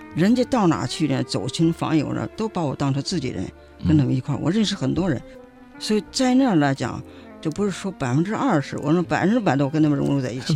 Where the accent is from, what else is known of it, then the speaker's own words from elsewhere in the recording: China; 我们中国人哇啦哇啦跟你讲什么